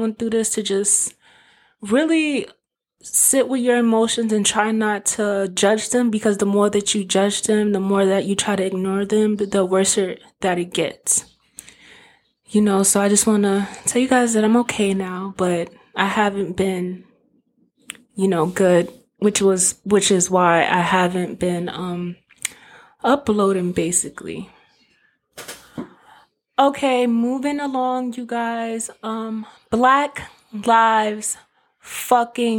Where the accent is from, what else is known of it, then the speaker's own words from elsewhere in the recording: New York, United States; I'm from New York